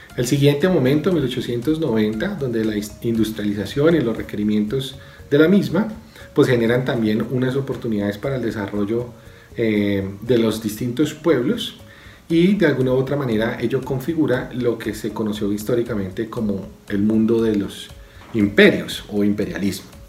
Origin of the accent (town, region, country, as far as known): Colombia